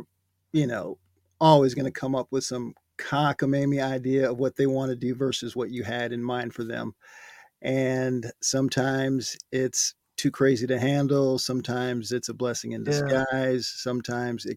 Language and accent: English; Michigan, United States; born or raised there; moved away as an adult; now in California, United States